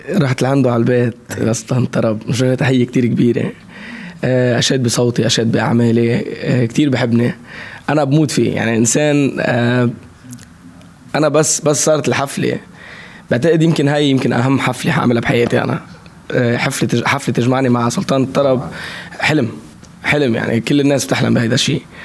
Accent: Lebanon; accent: Lebanese; also born or lived in Saudi Arabia; بلهجتي باللهجه اللبنانيه

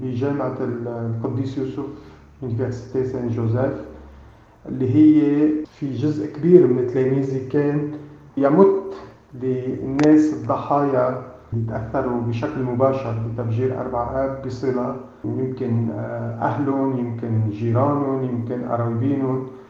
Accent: Lebanon; نحن كشعب لبناني

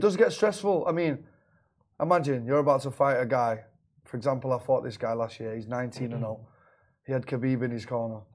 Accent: Manchester, North West England, United Kingdom; moved away as an adult; now in Dubai, United Arab Emirates; I'm from Manchester in England.

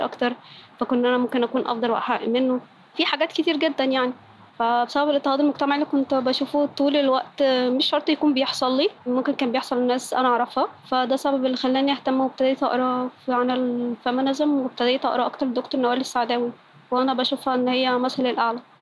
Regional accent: Cairo, Cairo Governorate, Egypt; بنت مصرية مولودة وعايشة في القاهرة أصلي أصلا من النوبة

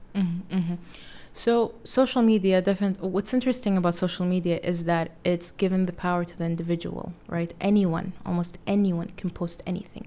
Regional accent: Saudi Arabia; moved away as an adult; also born or lived in United Kingdom / California; now in New York City, United States; Being from Saudi Arabia, I grew up around Muslims all the time

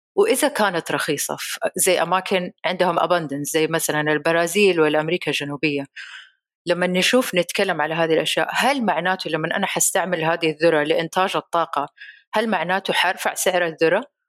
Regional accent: Saudi Arabia; هنا عندنا في السعودية

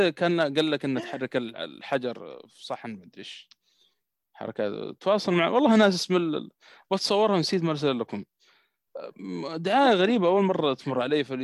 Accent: Saudi Arabia

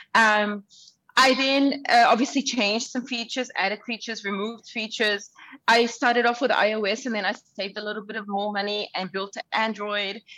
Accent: Auckland, New Zealand; English is a second language; also born or lived in Sudan; now in Dubai, United Arab Emirates; I was born in Sudan, I was raised in Auckland, and now I live in Dubai. I was a refugee as a child. I couldn't speak English

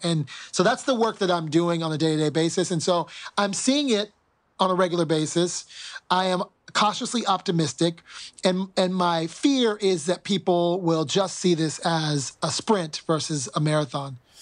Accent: United States; as an American

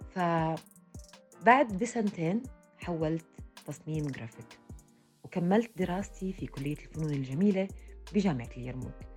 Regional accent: Jordan; رسامة كاريكاتير أردنية

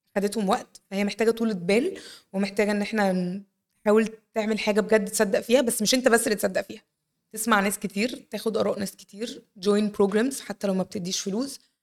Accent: Egypt; عندنا في مصر

